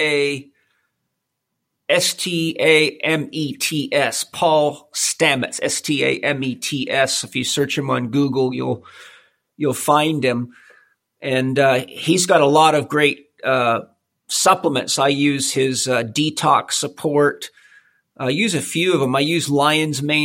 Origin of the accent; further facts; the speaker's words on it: Vancouver Island, British Columbia, Canada; now in San Diego, United States; I grew up on Vancouver Island